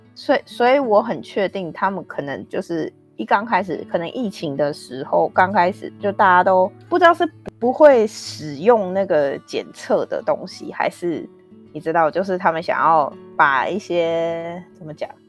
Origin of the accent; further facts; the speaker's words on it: Taiwan; now in Canada; 我们台湾亚洲这边